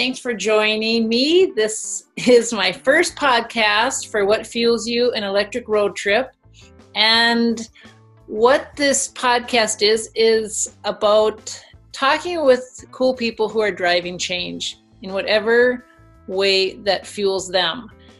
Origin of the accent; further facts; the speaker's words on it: Phoenix, Arizona, United States; moved away; also born or lived in Minnesota; I am a desert girl. I was born, I was born in Minnesota, but spent the majority of my youth in Phoenix, Arizona.